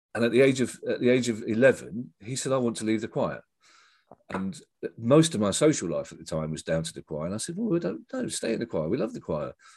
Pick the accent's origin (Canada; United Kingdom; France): United Kingdom; London; I'm from, uh, the Streatham Tooting Borders